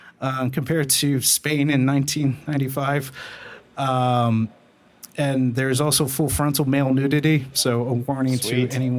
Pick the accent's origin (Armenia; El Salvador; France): El Salvador; shut up. I'm from El Salvador. Like, we didn't get shit.